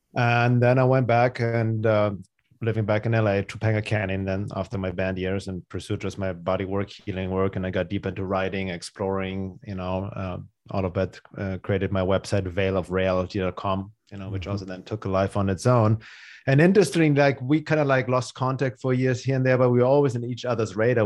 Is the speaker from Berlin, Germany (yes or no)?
no; Munich, Bavaria, Germany; English is a second language; moved away; also born or lived in Los Angeles, California; I'm originally from Germany. That's where I grew up in Munich, Germany.